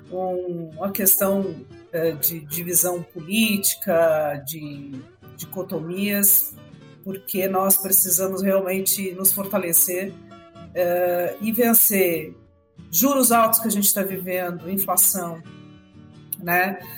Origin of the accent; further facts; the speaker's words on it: Brazil; E não só o agro, mas nós, como brasileiros, precisamos disso.